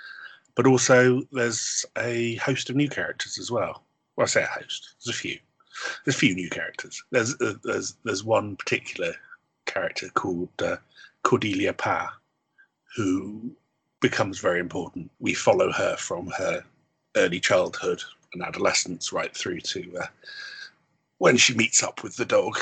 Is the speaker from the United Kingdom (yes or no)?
yes; Bristol, South West England, United Kingdom; also born or lived in Pontypridd; I originally come from Bristol, but my father was Welsh.